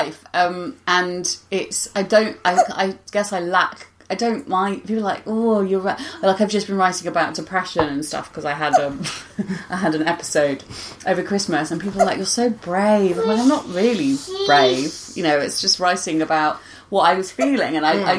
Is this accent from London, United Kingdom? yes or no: yes; London, United Kingdom; accent: West London; northern twang (mimicked); I grew up in West London